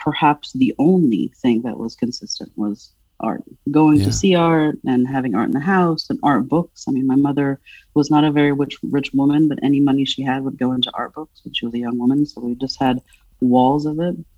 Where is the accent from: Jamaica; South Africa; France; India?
France; Paris, Île-de-France; also born or lived in Providence, Rhode Island; now in Philadelphia, United States; I'm a fat woman who was born and raised in Paris, France